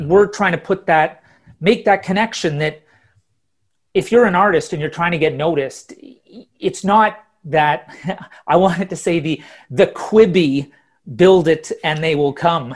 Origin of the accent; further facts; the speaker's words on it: Ottawa, Ontario, Canada; moved away as an adult; also born or lived in Toronto / Calgary / Halifax / London; now in Stockholm, Sweden; I was born in Toronto, grew up in Ottawa, then moved out to Calgary